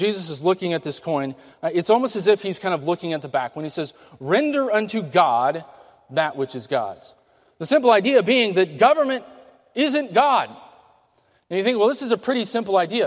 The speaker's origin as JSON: {"language": "English", "country": "United States", "said": "as Americans"}